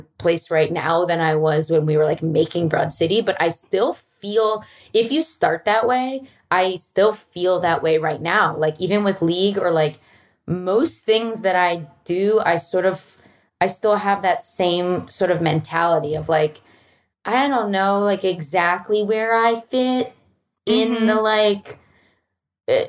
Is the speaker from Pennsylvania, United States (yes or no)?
yes; Philadelphia, Pennsylvania, United States; now in Los Angeles, United States; I'm from Philly